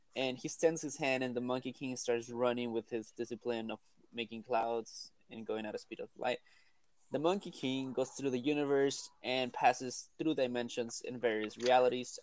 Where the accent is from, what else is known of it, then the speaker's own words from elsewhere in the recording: Peru; accent: thick accent; now in United States; in Peru we do eat llamas and we do eat guinea pigs